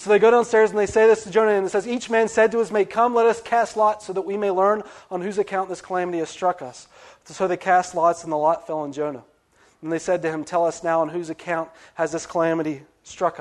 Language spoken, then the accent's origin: English; West Virginia, United States; moved away; I'm from West Virginia